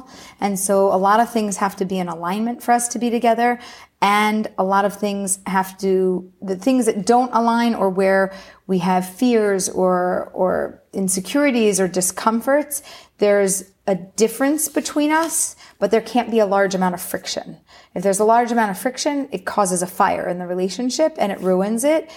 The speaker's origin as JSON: {"language": "English", "town": "Philadelphia", "region": "Pennsylvania", "country": "United States", "tie": "born or raised there", "moved": "as an adult", "lives_now": "Pardes Hanna, Israel", "said": "I was born and raised in Philly."}